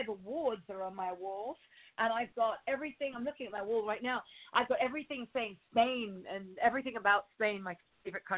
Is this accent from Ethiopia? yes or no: no; United Kingdom; now in Los Angeles, United States; being British